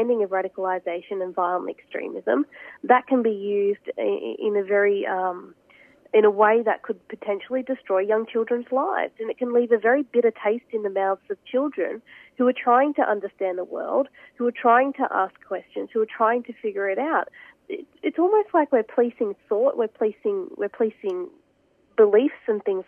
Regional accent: Australia; myself as an Australian Muslim woman

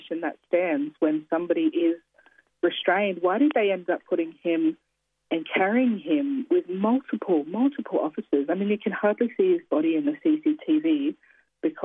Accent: Kaurna land, South Australia, Australia; moved away as an adult; also born or lived in New South Wales; now in Sydney, Australia; We grew up on Kaurna land

